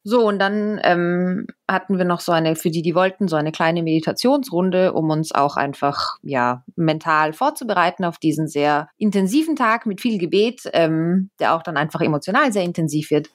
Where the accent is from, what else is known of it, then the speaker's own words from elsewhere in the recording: Austria; moved away; ich komme selbst ja aus Österreich